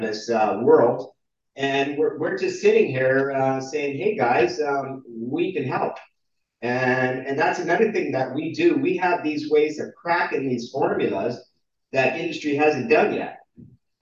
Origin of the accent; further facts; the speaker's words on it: New Jersey, United States; now in Canada; I grew up in New Jersey